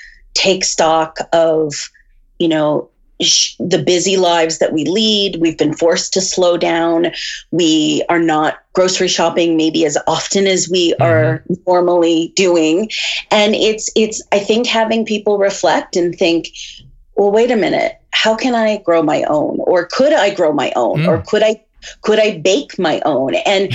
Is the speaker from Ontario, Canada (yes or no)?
no; Fredericton, New Brunswick, Canada; also born or lived in Montreal / Halifax / Vancouver / Toronto; now in Red Deer, Canada; I've moved around a lot. I was born in Montreal, and then I grew up in Fredericton, New Brunswick. And then I moved, after university, I moved to Halifax, Vancouver, Toronto, New York, and then Calgary, and now Red Deer, Alberta.